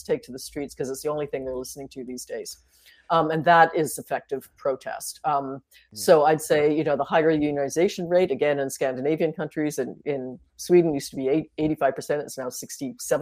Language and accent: English; Toronto, Ontario, Canada; the house I grew up in on Bedford Road, my parents ran as a rooming house back then, is now three luxury condos